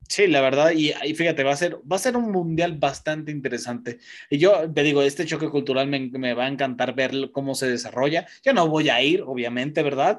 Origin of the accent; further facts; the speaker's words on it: Mexico; sí soy mexicano